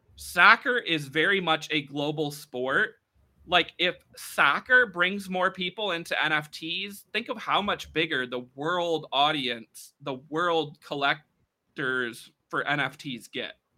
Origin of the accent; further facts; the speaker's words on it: United States; us Americans here